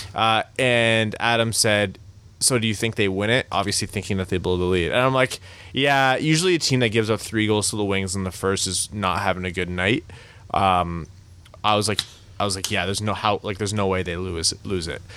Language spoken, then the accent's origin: English; Canada; we're Canadian, the three of us